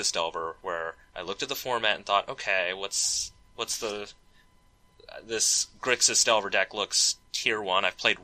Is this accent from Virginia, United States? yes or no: no; Raleigh, North Carolina, United States; now in Seattle, United States; I grew up in Raleigh, North Carolina